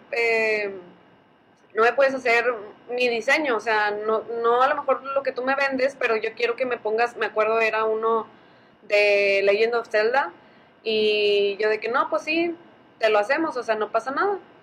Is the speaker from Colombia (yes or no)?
no; Allende, Nuevo León, Mexico; se nota que soy de Allende